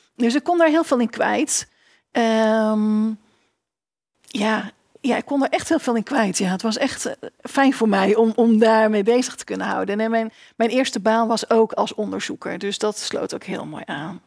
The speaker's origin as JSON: {"language": "Dutch", "town": "Winschoten", "region": "Groningen", "country": "Netherlands", "tie": "born or raised there", "also_born_or_lived": "Enschede", "moved": "as an adult", "said": "ik groeide op in Winschoten, in eh, Oost-Groningen."}